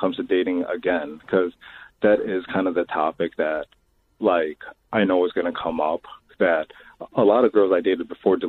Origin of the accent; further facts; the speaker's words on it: Chicago, Illinois, United States; I'm from Chicago.